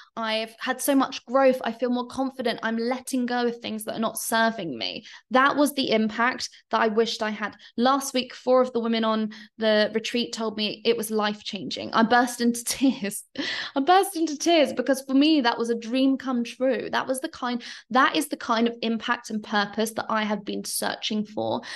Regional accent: London, United Kingdom; moved away as an adult; now in Bali, Indonesia; I'm British, I'm Londoner

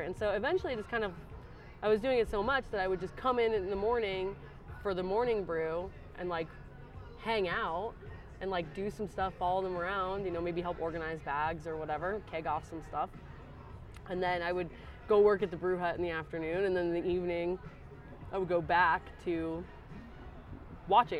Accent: Aurora, Colorado, United States; moved away as an adult; also born or lived in Asheville, North Carolina; I'm from Denver, so well, around Denver, Aurora

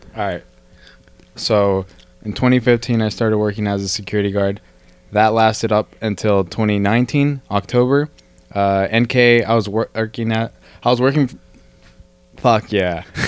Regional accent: Bakersfield, California, United States; I'm from Bakersfield

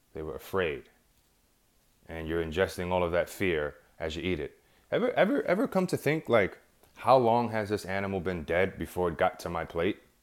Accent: New York, United States; I'm from New York

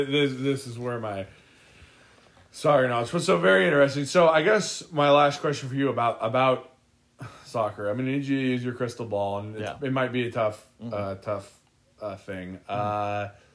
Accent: United States; I'm an American.

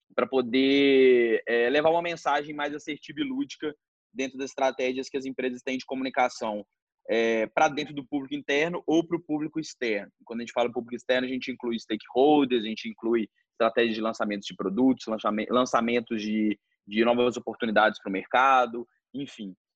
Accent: Belo Horizonte, Minas Gerais, Brazil; a gente nasceu, a gente nasceu em Belo Horizonte

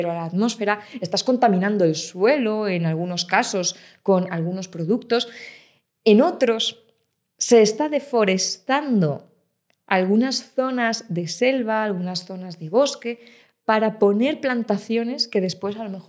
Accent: Ávila, Castile and León, Spain; yo soy de Ávila, el chuletón de Ávila, ¿cómo, cómo no me voy a tomar un chuletón

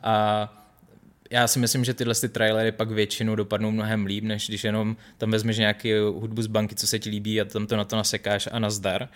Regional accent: Czechia; moved away as an adult; also born or lived in Los Angeles, United States; jako Čech

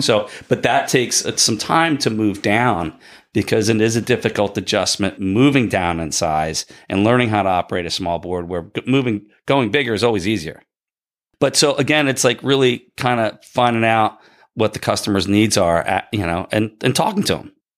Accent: Bridgeton, New Jersey, United States; also born or lived in Ocean City, New Jersey; I grew up in Bridgeton

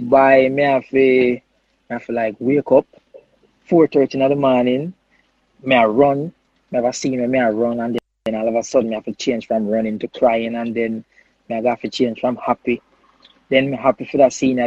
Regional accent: Jamaica

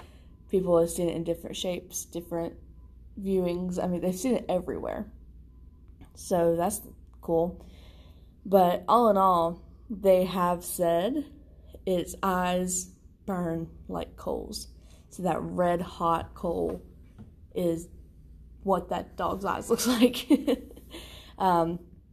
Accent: West Virginia, United States; my hometown

